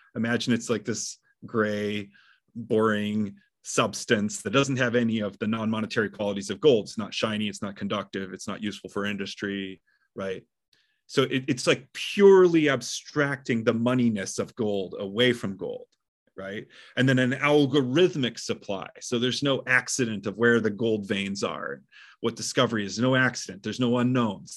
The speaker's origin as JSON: {"language": "English", "region": "Midwest", "country": "United States", "tie": "born or raised there", "said": "I grew up in the Midwest"}